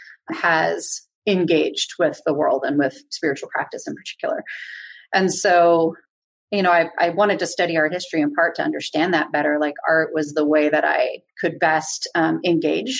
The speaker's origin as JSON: {"language": "English", "town": "Berkeley", "region": "California", "country": "United States", "tie": "born or raised there", "said": "I grew up in Berkeley, and like, my first community was like old school Berkeley hippies"}